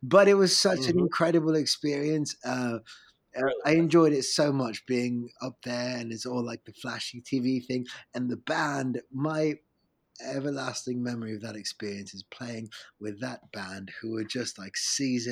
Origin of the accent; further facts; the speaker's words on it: London, United Kingdom; also born or lived in Rome, Italy; I was born in Rome, and then my mom and dad moved here to London when I was a baby, when I was 4 or 5 years old. And so I kind of became a Londoner ever since.